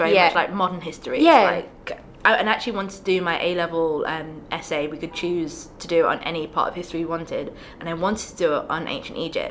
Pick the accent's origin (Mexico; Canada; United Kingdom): United Kingdom; I grew up in Britain.